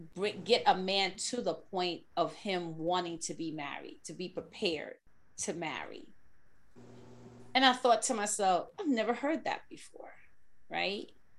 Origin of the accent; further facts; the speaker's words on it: New York, United States; a native New Yorker like me.